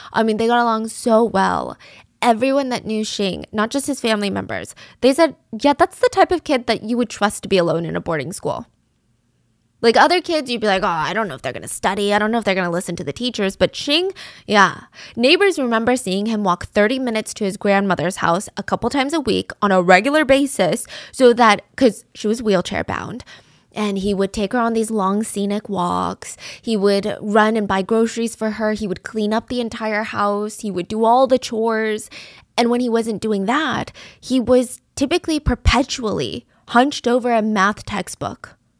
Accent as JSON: {"language": "English", "area": "the South", "region": "Georgia", "country": "United States", "tie": "born or raised there", "said": "growing up in the South"}